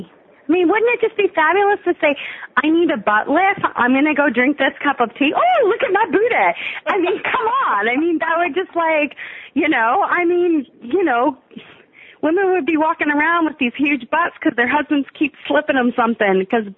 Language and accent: English; United States; we're American